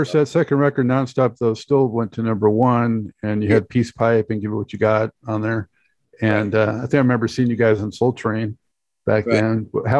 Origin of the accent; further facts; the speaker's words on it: Los Angeles, California, United States; moved away; I'm from Los Angeles originally